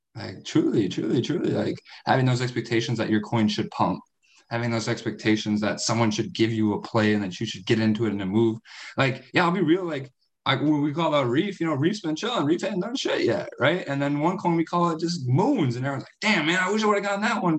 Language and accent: English; United States; I'm from the States